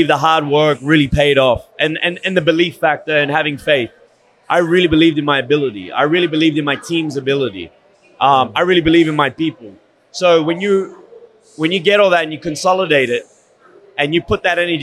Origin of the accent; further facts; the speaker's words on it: Sydney, New South Wales, Australia; moved away as an adult; now in Miami, United States; I grew up in Sydney, Australia, born and bred, got into boxing at the age of 12